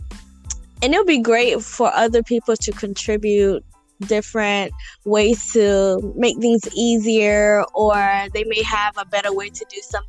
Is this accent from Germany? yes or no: no; Kenya; now in United States; I'm from Kenya